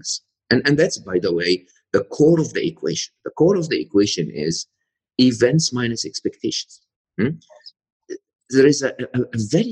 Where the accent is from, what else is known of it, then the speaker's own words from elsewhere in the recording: Egypt; moved away as an adult; I'm Egyptian, born and raised in Egypt, educated in a public university and public school in Egypt